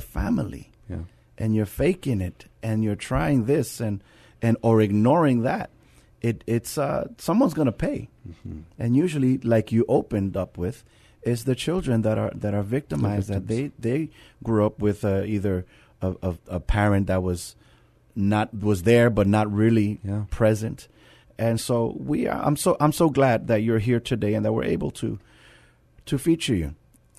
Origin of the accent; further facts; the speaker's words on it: New York, United States; Yeah. I'm from New York.